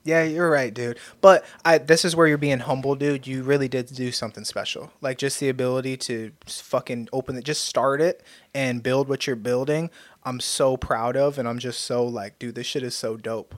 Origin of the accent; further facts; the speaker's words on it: United States; I've been blessed with the God-given gift of being American